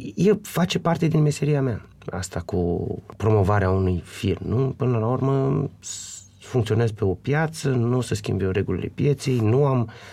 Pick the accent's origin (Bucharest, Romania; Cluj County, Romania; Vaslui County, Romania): Vaslui County, Romania; Vaslui; sunt din Vaslui